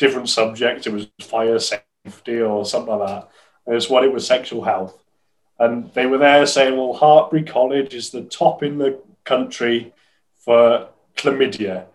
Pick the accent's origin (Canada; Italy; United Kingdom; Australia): United Kingdom; Hereford, West Midlands; I'm from Hereford.